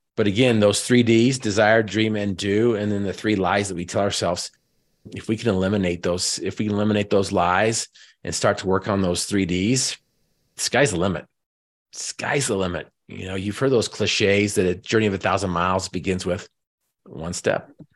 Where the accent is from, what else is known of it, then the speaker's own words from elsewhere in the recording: Northern Utah, United States; I was raised in Northern Utah